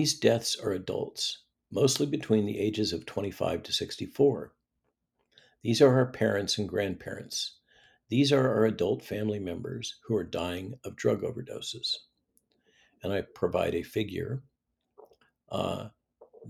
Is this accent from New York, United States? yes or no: no; California, United States; I am from California